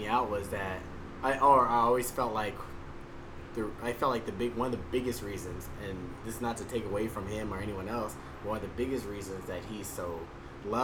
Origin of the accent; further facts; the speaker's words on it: Texas, United States; I'm from Texas